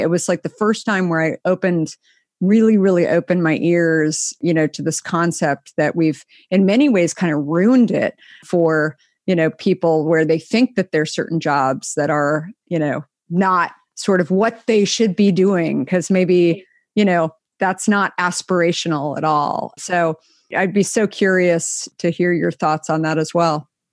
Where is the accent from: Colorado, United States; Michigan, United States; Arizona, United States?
Arizona, United States; Scottsdale; also born or lived in New York / San Francisco; now in Marin County, United States; I grew up in Scottsdale